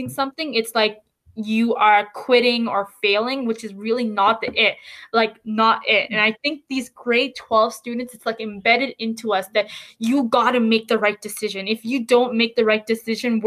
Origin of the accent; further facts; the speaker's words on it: Canada; as Canadian students